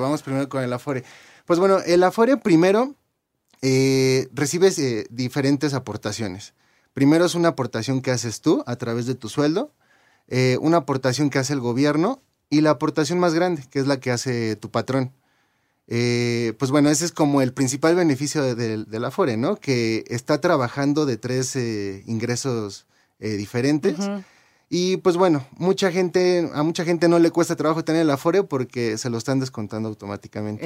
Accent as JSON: {"language": "Spanish", "country": "Mexico", "said": "como mexicanos, eh, los que nos registramos en nuestro primer empleo después de 1997"}